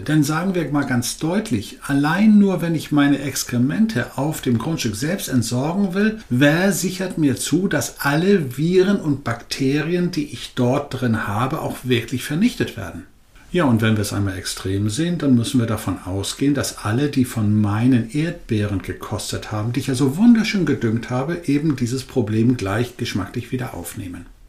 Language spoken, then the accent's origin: German; Northern Germany, Germany; Als Norddeutscher